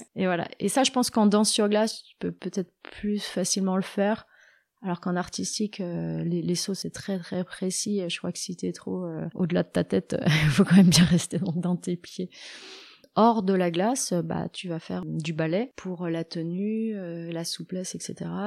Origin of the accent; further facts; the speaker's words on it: Annecy, Auvergne-Rhône-Alpes, France; je suis d'Annecy